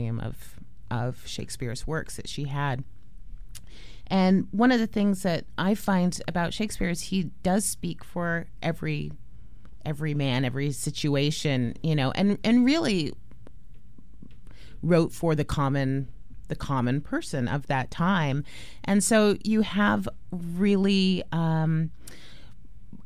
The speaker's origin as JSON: {"language": "English", "area": "San Juan Islands", "region": "Washington", "country": "United States", "tie": "born or raised there", "also_born_or_lived": "Portland, Oregon", "said": "I grew up in the San Juan Islands, actually splitting my time between the San Juan Islands and Portland, which is where my dad lived"}